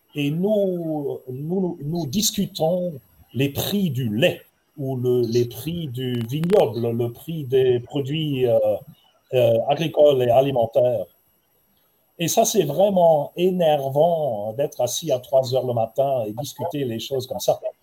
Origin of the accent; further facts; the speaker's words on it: Heidelberg, Baden-Württemberg, Germany; je suis né à Heidelberg, une très ancienne, pas loin du Rhin